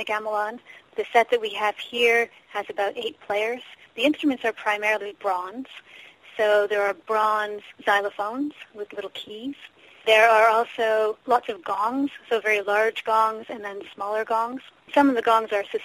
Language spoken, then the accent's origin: English; Ontario, Canada; moved away as an adult; also born or lived in Toronto / Nova Scotia; now in Wolfville, Canada; I grew up in Ontario